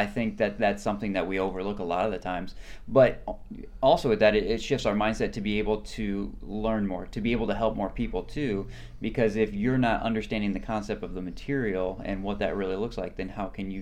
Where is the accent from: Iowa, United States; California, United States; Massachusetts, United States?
Iowa, United States; moved away as an adult; now in Tampa, United States; I'm originally from Iowa, born and raised